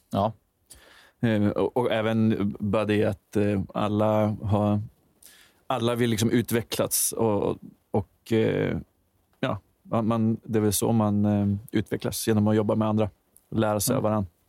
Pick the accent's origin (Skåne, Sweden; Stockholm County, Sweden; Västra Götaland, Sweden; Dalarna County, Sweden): Dalarna County, Sweden; Falun; now in Örnsköldsvik, Sweden; Nej, jag är från Falun.